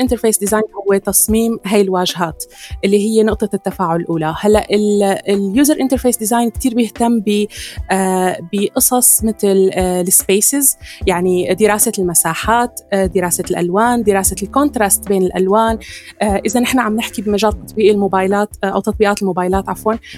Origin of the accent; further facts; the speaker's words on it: Syria; عندنا بسوريا